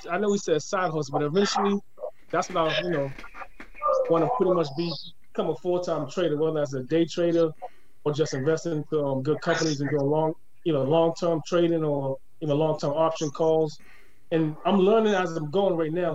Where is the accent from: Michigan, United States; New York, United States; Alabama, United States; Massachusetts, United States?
Massachusetts, United States; Boston; I'm, I'm born and raised in Boston, so you know I've been here all my life